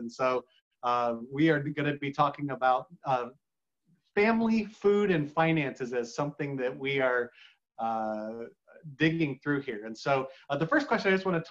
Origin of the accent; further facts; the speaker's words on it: Cleveland, Ohio, United States; my dad managed apartments growing up in Cleveland, Ohio